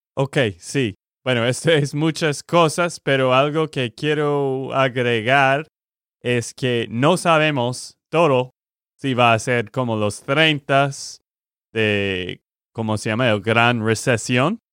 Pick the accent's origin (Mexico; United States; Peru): United States; Texas; de Texas, Estados Unidos